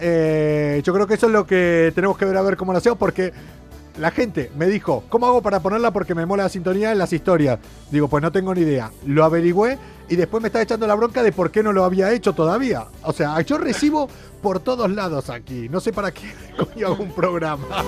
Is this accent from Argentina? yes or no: yes; Argentina; soy argentino